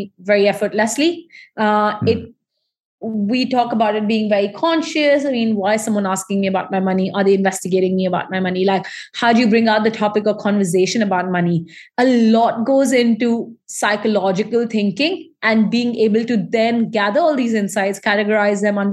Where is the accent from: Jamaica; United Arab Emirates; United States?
United Arab Emirates; Dubai; I'm from Indian ancestor background. And while I still have been born and raised in this region